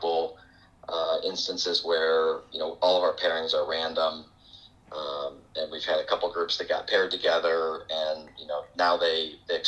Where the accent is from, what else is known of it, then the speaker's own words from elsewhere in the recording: Grand Rapids, Michigan, United States; I grew up here in West Michigan, Grand Rapids